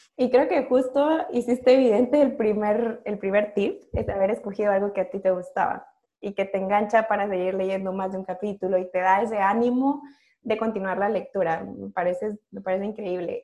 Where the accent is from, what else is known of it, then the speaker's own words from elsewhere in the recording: Guatemala; Yo siendo guatemalteca